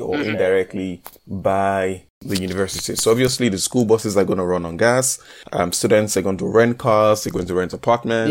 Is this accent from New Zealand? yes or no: no; Nigeria; moved away as an adult; now in Northern Cyprus; I am Nigerian